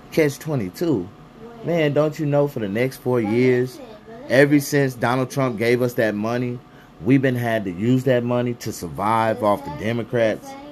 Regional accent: United States; we as american people

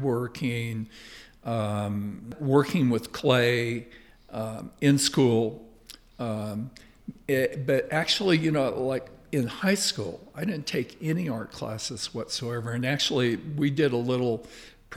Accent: Riverside, California, United States; moved away as an adult; also born or lived in Hawaii / New Mexico; now in Baja California, Mexico; I was born in Riverside, California. And I grew up there

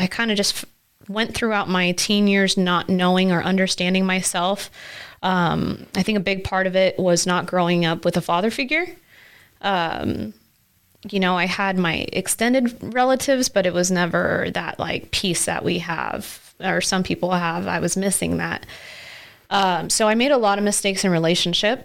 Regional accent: Nebraska, United States; also born or lived in Florida; I moved to Nebraska in 1997 with my mom.

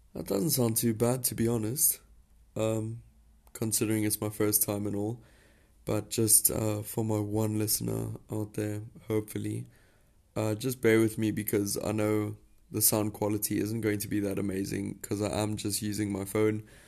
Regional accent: South Africa; you're probably wondering where my accent is from. Um, but I am a South African, born and bred.

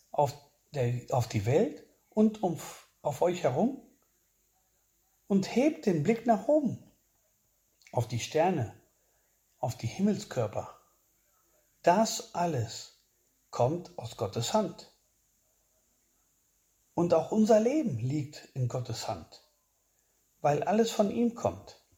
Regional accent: Spain; der mich als Spanier auch sehr betroffen gemacht hat

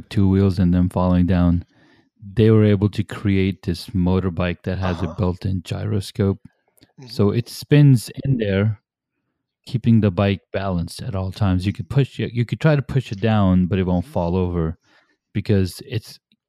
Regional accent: California, United States; moved away; growing up myself, I grew up in California

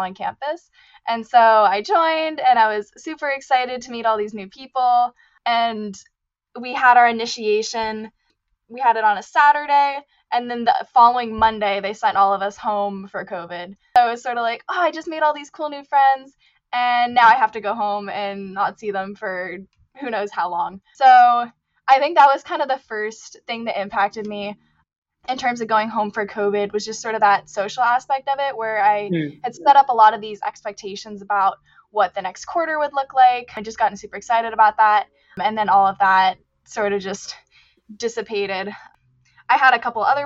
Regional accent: Seattle, Washington, United States; moved away as an adult; also born or lived in California; now in Santa Clara, United States; I'm originally from the Seattle area, kind of out in the suburbs

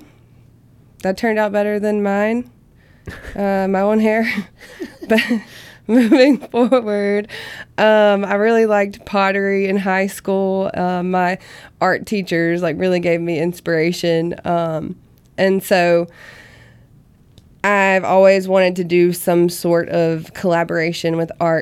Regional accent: Vicksburg, Mississippi, United States; now in Hattiesburg, United States; my hometown, which is Vicksburg

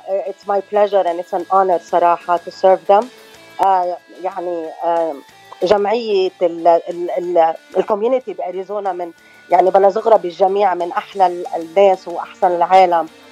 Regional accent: Choueifat, Mount Lebanon, Lebanon; moved away as an adult; also born or lived in Los Angeles, California / Venezuela; now in Arizona, United States; أنا من آه، لبنان من شويفات تحديدا

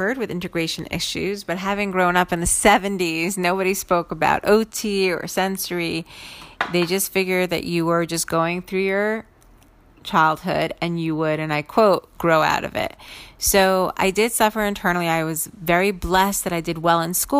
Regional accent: New York City, New York, United States; my sister and I grew up in Brooklyn

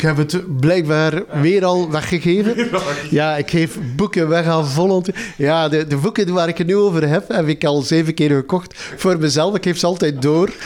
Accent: Zerkegem, Flanders, Belgium; also born or lived in Ghent; ik ben geboren in Zerkegem. Dat is een gat in de grond in West-Vlaanderen.

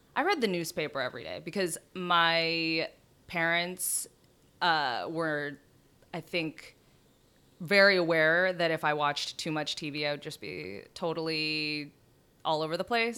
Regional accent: San Diego, California, United States; moved away as an adult; now in New York, United States; I grew up in San Diego.

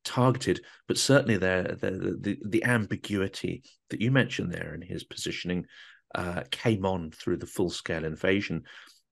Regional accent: United Kingdom; I'm from Britain

